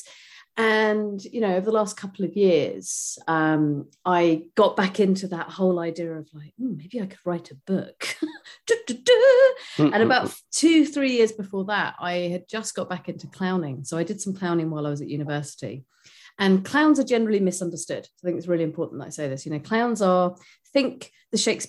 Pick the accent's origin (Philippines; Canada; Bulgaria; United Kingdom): United Kingdom; I'm a Brit